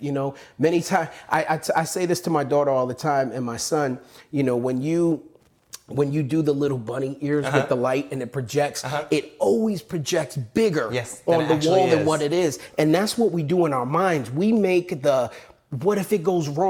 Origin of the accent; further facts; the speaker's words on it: New York, United States; I grew up in New York, and it was very fast-paced.